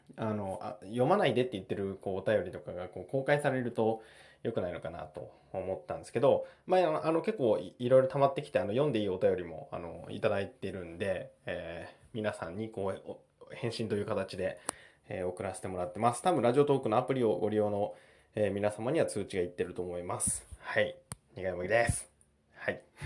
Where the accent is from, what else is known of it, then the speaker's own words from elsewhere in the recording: Japan; 僕日本に生まれたんで